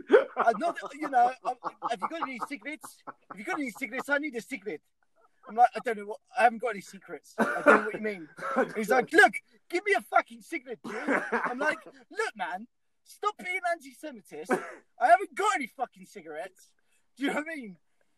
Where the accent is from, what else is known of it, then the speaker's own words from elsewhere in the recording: Bristol, South West England, United Kingdom; I grew up in South Mead.